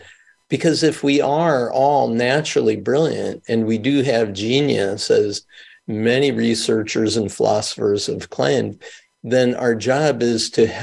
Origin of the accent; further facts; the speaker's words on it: Mount Vernon, New York, United States; also born or lived in Milwaukee, Wisconsin / Israel; I grew up in Mount Vernon, New York